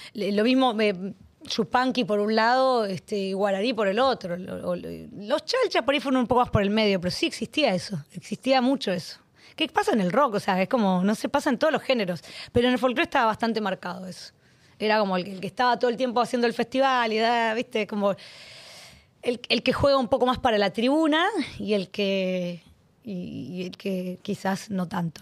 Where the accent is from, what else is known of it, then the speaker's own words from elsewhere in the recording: Arequito, Santa Fe, Argentina; Dos mil personas me esperaban en mi pueblo